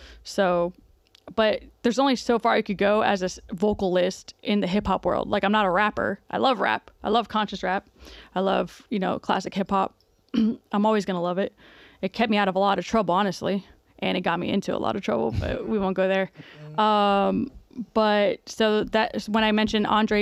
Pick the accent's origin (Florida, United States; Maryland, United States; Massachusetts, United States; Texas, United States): Florida, United States; South; moved away; I'm from South Florida, and when I was younger, I was heavily involved in the hip hop scene down there, in Miami especially